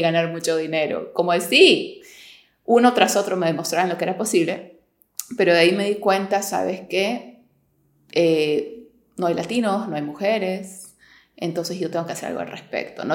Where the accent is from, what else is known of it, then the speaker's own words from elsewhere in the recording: Peru; moved away as an adult; also born or lived in New York, United States; now in Miami, United States; yo soy de Perú, me mudé a Nueva York a estudiar.